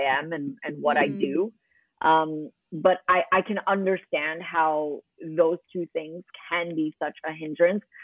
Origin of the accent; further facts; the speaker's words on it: New York City, New York, United States; accent: American; moved away as an adult; now in Dubai, United Arab Emirates; I grew up in Queens